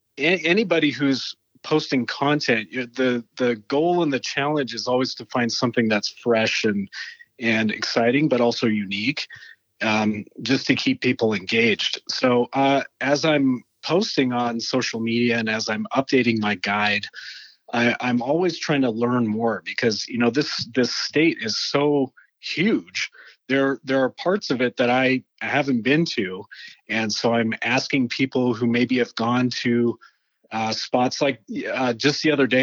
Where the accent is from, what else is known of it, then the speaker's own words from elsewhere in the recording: Canada; now in Utah, United States; So I actually moved from Canada.